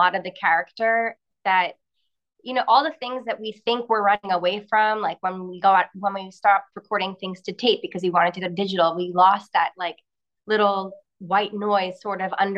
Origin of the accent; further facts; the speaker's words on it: Montreal, Quebec, Canada; Montreal, which is where I'm from